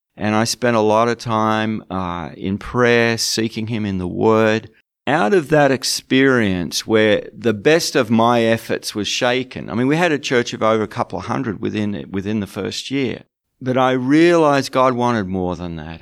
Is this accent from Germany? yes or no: no; Australia; moved away as an adult; now in United Kingdom; I live in the UK, but I'm from Australia